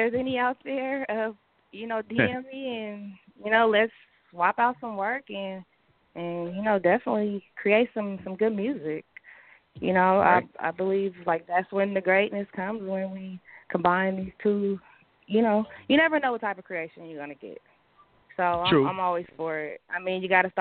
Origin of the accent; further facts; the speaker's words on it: Oakland, California, United States; also born or lived in Berkeley, California; growing up in Oakland